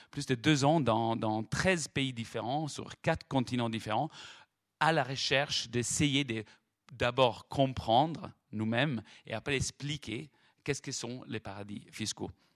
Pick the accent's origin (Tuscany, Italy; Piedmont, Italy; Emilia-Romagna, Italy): Tuscany, Italy; Florence; accent: Italian; French is a second language; en entendant mon, accent italien, me demande d'où je viens. Je dis, je viens de Florence